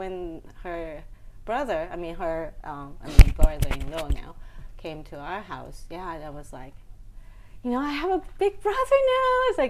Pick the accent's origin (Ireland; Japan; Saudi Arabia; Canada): Japan; Inami, Hyogo; English is a second language; now in Tokyo, Japan; I was born in Hyogo Prefecture.